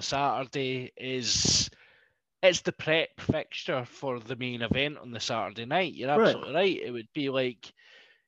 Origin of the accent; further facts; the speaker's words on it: Scotland, United Kingdom; being Scottish